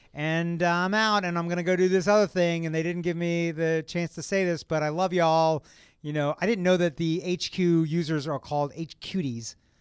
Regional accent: Kentucky, United States; moved away; I'm from Kentucky

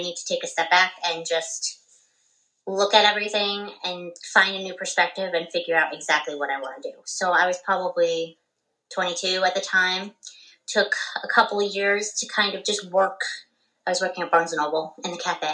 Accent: Cortlandt Manor, New York, United States; also born or lived in Yonkers, New York; now in Dutchess County, United States; I grew up in Cortland Manor area, went to high school there. I went to Hen Hud

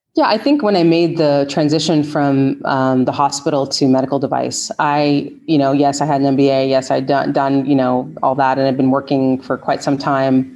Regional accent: Canada; moved away as an adult; now in United States; I'm originally from Canada

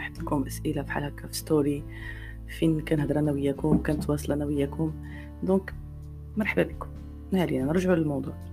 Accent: Morocco; كنلاحظ من خلال الاجوبه ديالكم ان كاين واحد الوعي زوين يعني كنشوف بان كاين واحد التقدم

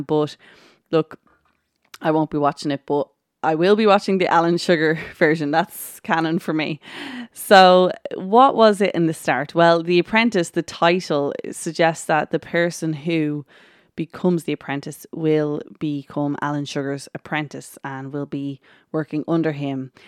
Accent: Ireland; I am Irish

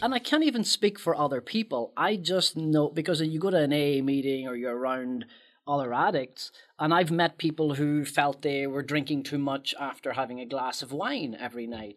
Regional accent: Northern Ireland, United Kingdom; moved away; my life growing up in Northern Ireland during the Troubles

